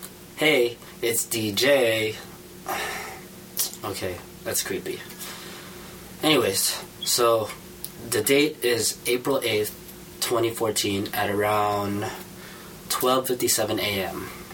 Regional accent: United States; born there; I was born here in America. I just happen to have browner skin.

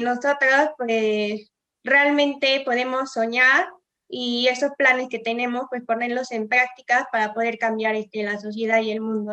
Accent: Puebla, Mexico; Nosotros somos de Puebla

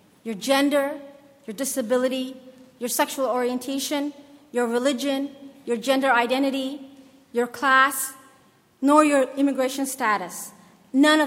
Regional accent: Somalia; my home country of Somalia

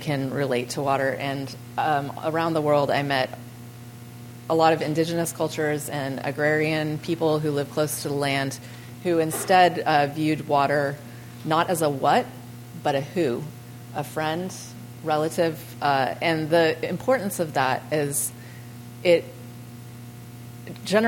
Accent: California, United States; I'm from California.

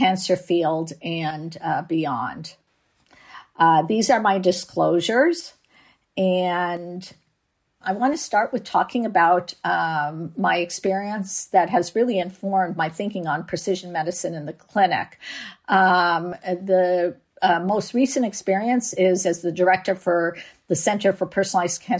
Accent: Canada; now in San Diego, United States; I live in San Diego, but I'm from Canada

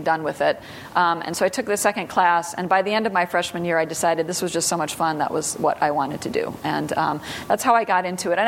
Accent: Sioux Falls, South Dakota, United States; moved away; I grew up mostly in South Dakota. So okay. Sioux Falls, South Dakota

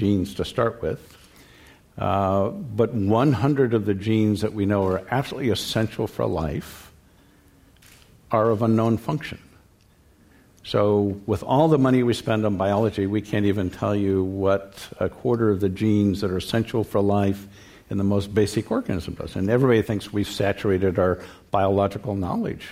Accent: California, United States; growing up in California

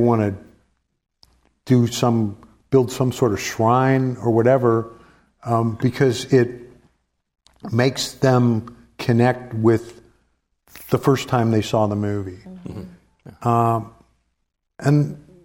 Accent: St. Louis, Missouri, United States; I grew up in St. Louis

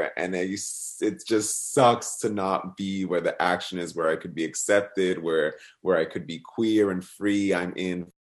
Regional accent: New Jersey, United States; And I think it also relates to my feelings of when I grew up in New Jersey, just like being really close to New York City, but like also like a bridge and tunnel away from New York City.

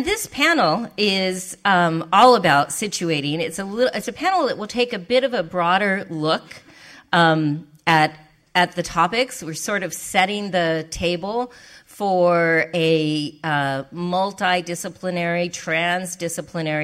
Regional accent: Albuquerque, New Mexico, United States; also born or lived in Roswell, New Mexico; I grew up in Albuquerque

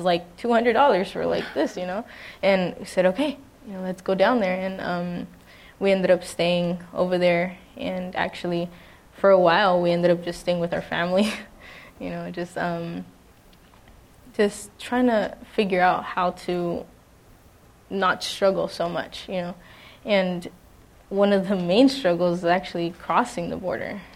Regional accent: Los Angeles, California, United States; now in San Diego, United States; I grew up in a very chaotic home. It was a lot of abuse in my family, and I'm actually from Los Angeles, California.

